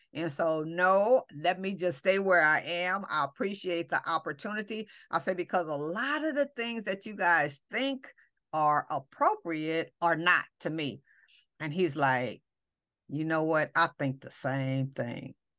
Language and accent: English; Los Angeles, California, United States; we come from Watts